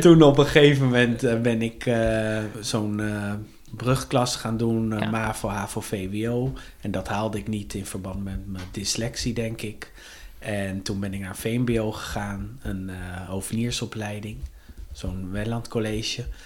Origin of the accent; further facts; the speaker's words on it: The Hague, South Holland, Netherlands; geboren en getogen in Den Haag